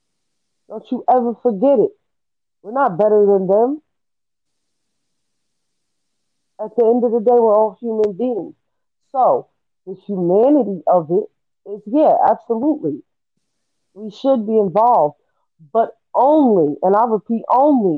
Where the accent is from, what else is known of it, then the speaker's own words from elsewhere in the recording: United States; we as American people